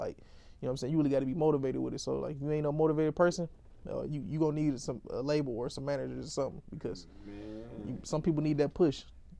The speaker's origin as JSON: {"language": "English", "town": "Detroit", "region": "Michigan", "country": "United States", "said": "I'm from Detroit."}